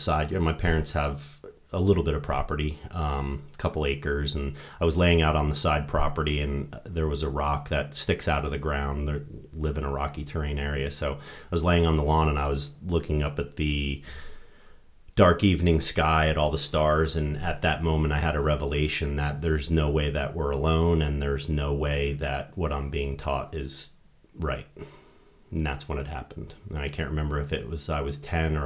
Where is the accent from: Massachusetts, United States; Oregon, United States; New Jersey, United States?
New Jersey, United States; Originally from the Great Garden State, New Jersey